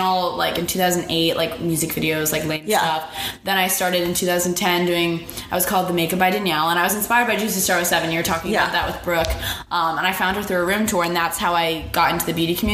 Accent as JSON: {"language": "English", "town": "Tampa", "region": "Florida", "country": "United States", "tie": "born or raised there", "moved": "as an adult", "lives_now": "Georgia, United States", "said": "I grew up in Tampa my whole life"}